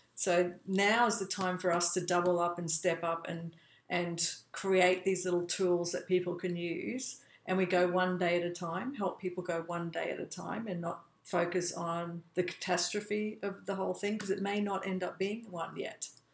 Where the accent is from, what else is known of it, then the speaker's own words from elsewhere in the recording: Australia; moved away as an adult; also born or lived in United States; I was born in Australia, but I also became an American